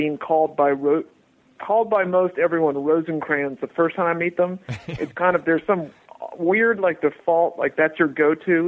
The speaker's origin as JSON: {"language": "English", "town": "Darien", "region": "Connecticut", "country": "United States", "tie": "born or raised there", "also_born_or_lived": "Chicago, Illinois / Nashville, Tennessee"}